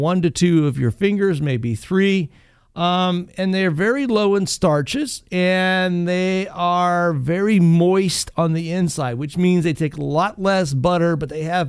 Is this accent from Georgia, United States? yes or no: no; Northwest Ohio, United States; as a kid growing up in Northwest Ohio